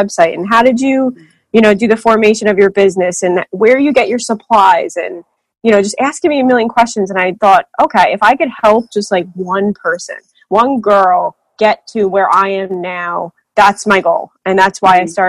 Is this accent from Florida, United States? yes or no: no; New Jersey, United States; I'm from New Jersey